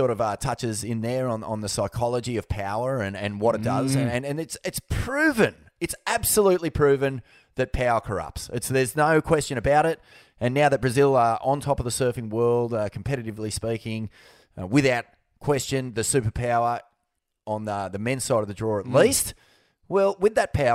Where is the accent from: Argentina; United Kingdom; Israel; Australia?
Australia; Newcastle, New South Wales; me and all my mates growing up around Newey.